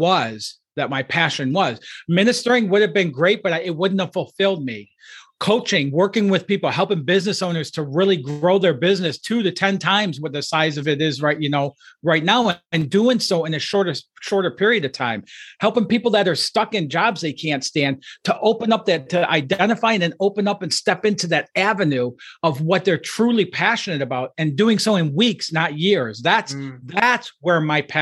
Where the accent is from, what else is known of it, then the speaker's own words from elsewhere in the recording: outside of Detroit, Michigan, United States; I grew up outside of Detroit, Michigan, in a low-income, blue-collar family